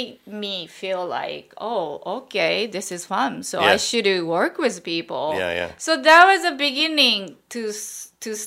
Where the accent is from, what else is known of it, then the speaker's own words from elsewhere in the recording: Japan; moved away as an adult; now in New York, United States; And I'm Japanese. I'm from Japan.